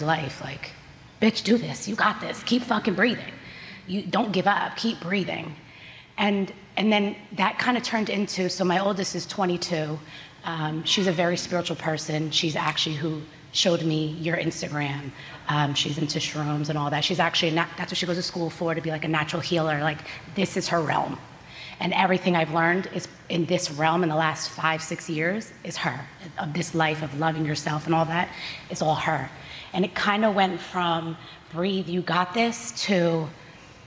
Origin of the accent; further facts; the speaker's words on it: New Jersey, United States; also born or lived in California; I was born in California. And then within 2 years, my mom moved back to New Jersey, and it was just me and her for years